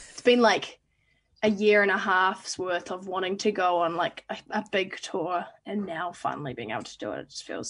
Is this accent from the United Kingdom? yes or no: no; New Zealand; it feels nice to be starting in my hometown, and it's going to be New Zealand summer